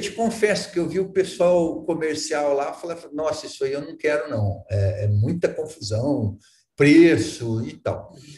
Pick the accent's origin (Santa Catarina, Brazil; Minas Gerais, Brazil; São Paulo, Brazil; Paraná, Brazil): Paraná, Brazil; Arapongas; moved away; Eu sou de Arapongas. Aqui do norte do Paraná, nasci em Arapongas e depois morei em vários lugares, mas sou aqui do norte do Paraná